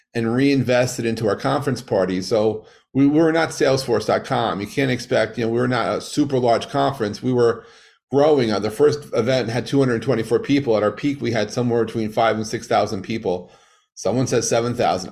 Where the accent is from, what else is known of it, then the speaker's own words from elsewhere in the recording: New York, United States; growing up in New York